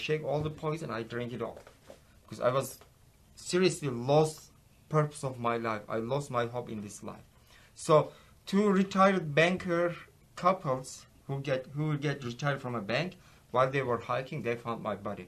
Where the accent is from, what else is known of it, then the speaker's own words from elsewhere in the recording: Ephesus, İzmir, Turkey; English is a second language; moved away as an adult; now in Texas, United States; I'm from Ephesus